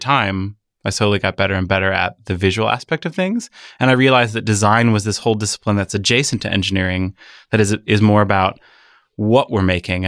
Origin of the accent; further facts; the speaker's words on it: Michigan, United States; born there; also born or lived in Midwest; I was born in Michigan and my family I moved around the Midwest before coming out here.